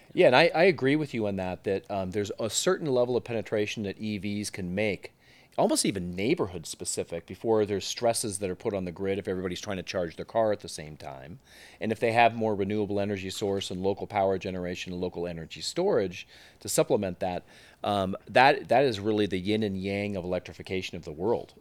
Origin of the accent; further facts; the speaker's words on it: Silicon Valley, California, United States; I was born and bred in Silicon Valley, and, um, uh, grew up there